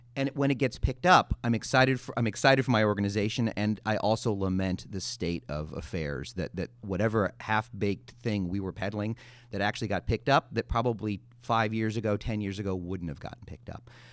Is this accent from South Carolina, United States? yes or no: no; Chicago, Illinois, United States; I grew up in Chicago in the eighties